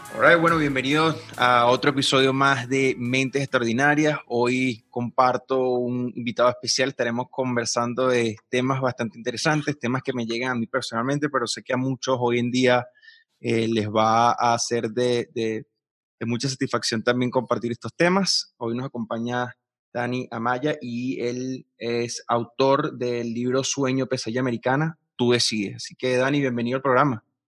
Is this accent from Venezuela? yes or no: yes; Venezuela; moved away as an adult; yo siendo venezolano